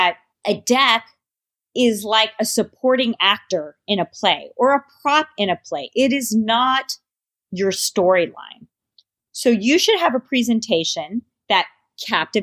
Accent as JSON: {"language": "English", "region": "New York", "country": "United States", "said": "I am a New Yorker"}